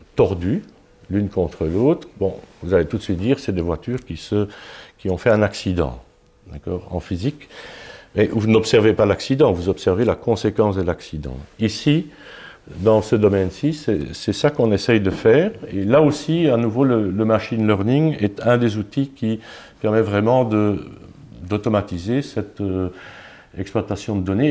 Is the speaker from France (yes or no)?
no; Luxembourg; Je suis luxembourgeois